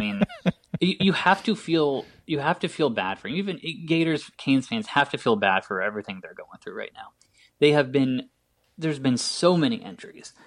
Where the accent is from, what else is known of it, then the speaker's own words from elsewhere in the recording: Indianapolis, Indiana, United States; my hometown Indianapolis Colts